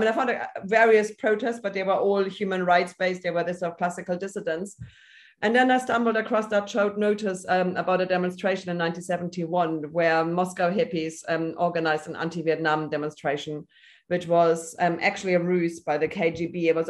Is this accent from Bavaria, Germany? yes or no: yes; Munich, Bavaria, Germany; moved away as an adult; also born or lived in Oxford, United Kingdom; now in Berlin, Germany; I'm originally from Munich, Germany, and I came to the UK as a 20-year-old to study in Oxford, and then basically stayed for 24 years